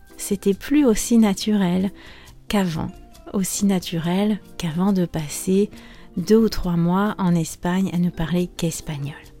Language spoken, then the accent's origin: French; France; moved away as an adult; also born or lived in Spain; je suis française, prof de français langue étrangère